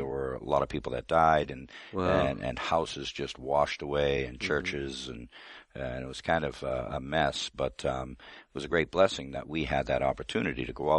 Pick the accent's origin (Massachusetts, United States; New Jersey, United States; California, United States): Massachusetts, United States; Boston; I grew up all around Boston.